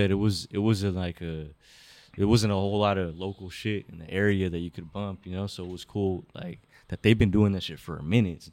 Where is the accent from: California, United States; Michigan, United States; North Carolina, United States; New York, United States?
California, United States; Stanton; also born or lived in Anaheim, California / Westminster, California; I was born in in Anaheim. But I moved around a lot, but I pretty much was raised in the Stanton area.